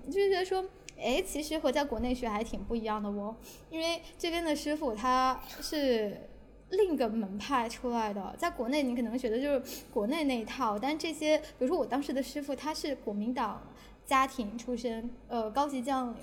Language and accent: Chinese; China; moved away as an adult; also born or lived in Beijing; now in Bangkok, Thailand; 我不是很典型的中国人